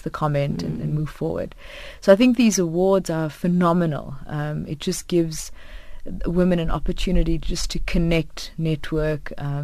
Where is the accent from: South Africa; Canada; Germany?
South Africa; as South African females